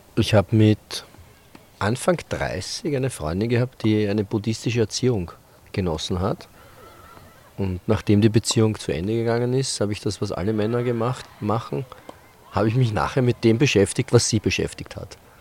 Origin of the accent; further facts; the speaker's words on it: Vienna, Austria; in unserer Kindheit eine Gruppe von, was werden wir gewesen sein, acht, acht, zehn Kinder, die jeden Tag am Tennisplatz sich getroffen haben. Und es war im Prater